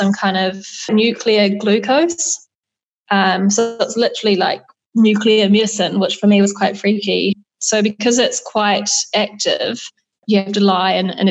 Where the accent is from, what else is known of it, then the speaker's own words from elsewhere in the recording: New Zealand; moved away; also born or lived in Australia; as a New Zealander